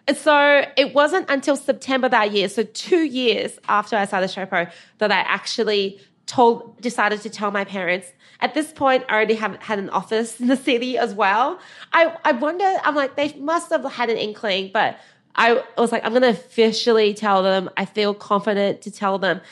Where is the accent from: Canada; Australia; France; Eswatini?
Australia; also born or lived in China; we immigrated from China when I was eight